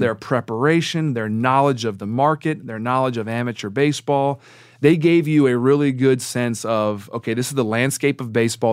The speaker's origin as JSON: {"language": "English", "town": "Baltimore", "region": "Maryland", "country": "United States", "tie": "born or raised there", "said": "growing up in Baltimore"}